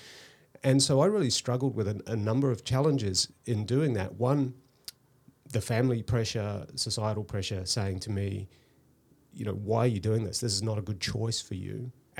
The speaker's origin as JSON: {"language": "English", "country": "New Zealand", "tie": "born or raised there", "said": "I grew up in New Zealand, actually. Yeah. So we moved around a lot."}